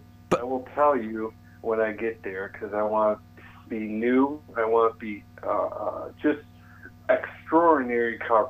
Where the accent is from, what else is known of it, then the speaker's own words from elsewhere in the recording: New York, United States; I'm a New Yorker, and where I'm going, they love hardworking people.